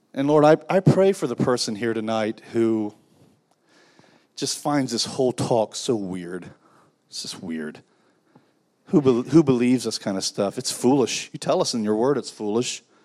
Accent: United States; I am an American, I'm very thankful for my country

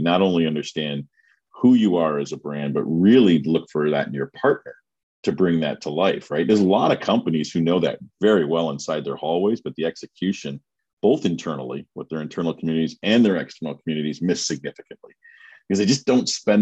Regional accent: Canada; as a Canadian

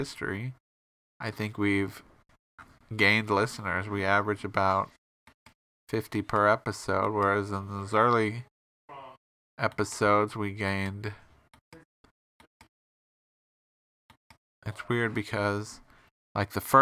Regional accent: Bloomington, Illinois, United States; My hometown is Bloomington

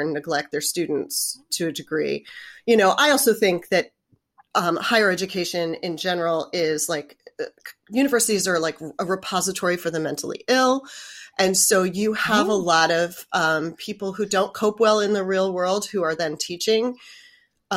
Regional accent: Westchester County, New York, United States; moved away as an adult; also born or lived in Manhattan, New York; I was born in Manhattan, but I grew up in the suburbs of New York.

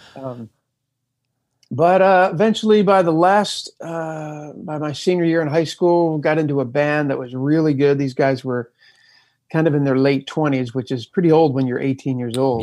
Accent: Camden, New Jersey, United States; I was born right outside of Philadelphia, basically Philadelphia in Camden, New Jersey

